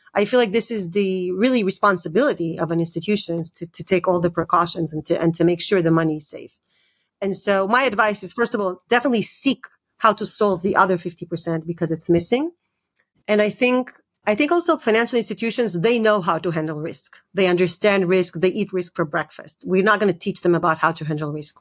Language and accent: English; Israel; moved away; also born or lived in United States; I grew up in Israel and, and, and, and I lived in, in the U S for many years.